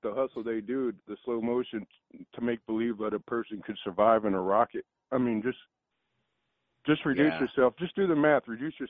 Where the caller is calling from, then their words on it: Austin, Texas, United States; I'm calling from Austin, Texas.